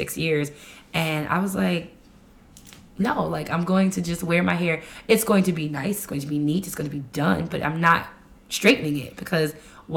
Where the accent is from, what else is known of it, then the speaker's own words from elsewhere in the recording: New York, United States; now in Maryland, United States; my upbringing in New York